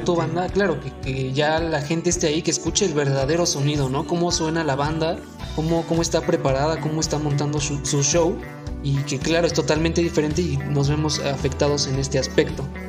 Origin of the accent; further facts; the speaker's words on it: Tulancingo, Hidalgo, Mexico; nosotros somos originarios de Tulancingo Hidalgo